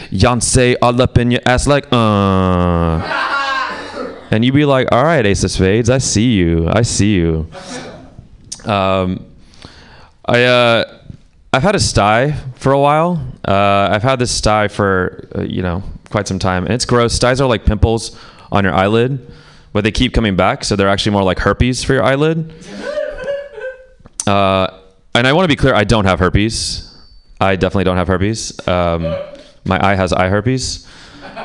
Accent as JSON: {"language": "English", "country": "Pakistan", "said": "I'm Pakistani"}